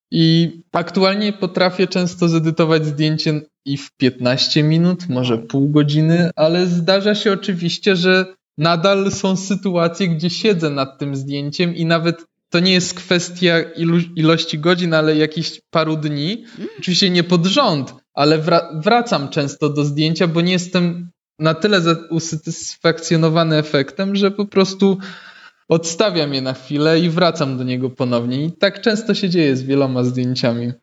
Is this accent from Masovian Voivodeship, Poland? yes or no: yes; Warsaw, Masovian Voivodeship, Poland; jestem z Warszawy